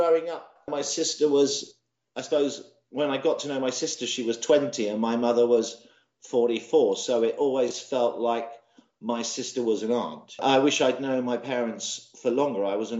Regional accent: Bath, South West England, United Kingdom; my mother had a strange accent, therefore I was from Scotland, even though I wasn't really. I mean, I was brought up in Bath.

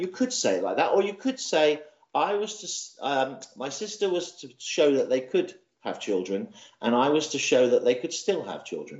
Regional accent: Bath, South West England, United Kingdom; my mother had a strange accent, therefore I was from Scotland, even though I wasn't really. I mean, I was brought up in Bath.

